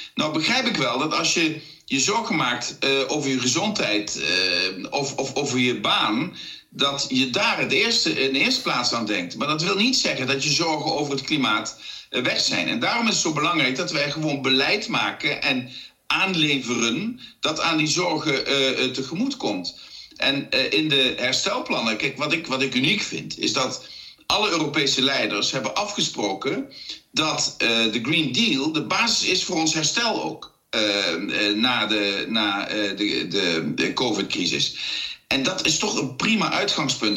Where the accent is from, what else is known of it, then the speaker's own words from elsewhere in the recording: South Limburg, Netherlands; ik kom uit Zuid-Limburg